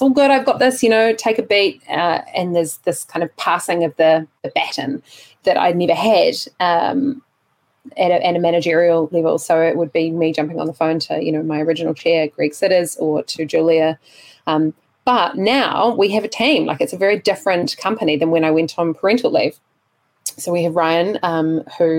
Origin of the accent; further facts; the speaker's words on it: Dunedin, Otago, New Zealand; moved away as an adult; now in Wellington, New Zealand; it is my hometown